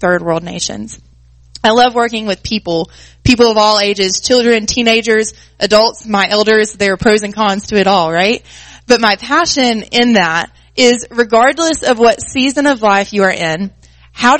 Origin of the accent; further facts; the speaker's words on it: Greeneville, Tennessee, United States; I grew up in Greenville, Tennessee